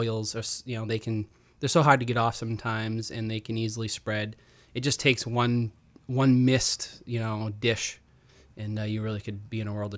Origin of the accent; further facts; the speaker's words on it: Rumford, Maine, United States; Yeah, well, actually, I'm from Rumford originally.